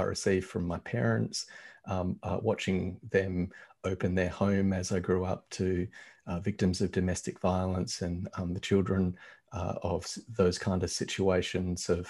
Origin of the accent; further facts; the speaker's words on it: Australia; I grew up in Australia, and I grew up white in Australia